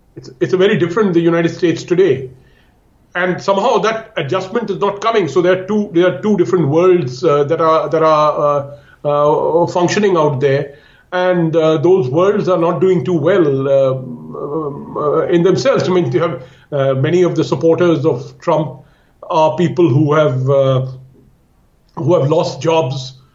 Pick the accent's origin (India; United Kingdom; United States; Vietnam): India; I'm talking as an Indian. Uh, I live here uh, in India